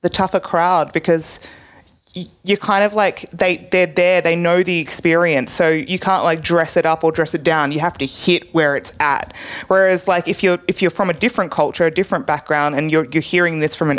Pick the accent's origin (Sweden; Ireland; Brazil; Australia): Australia; Sydney, New South Wales; now in Melbourne, Australia; I come originally from Sydney and it was so diverse. And then moving to Melbourne town